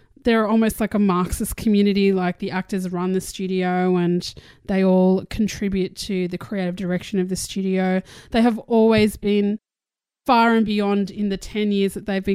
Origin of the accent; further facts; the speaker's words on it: Australia; I'm Australian